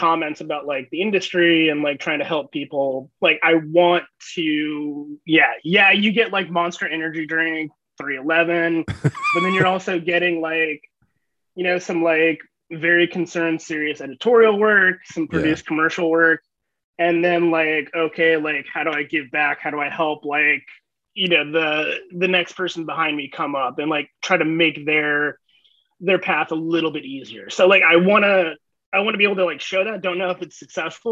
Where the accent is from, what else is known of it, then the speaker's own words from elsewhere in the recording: Shawnee, Kansas, United States; I grew up in Shawnee, Kansas. It's a suburb of Kansas City on the Kansas side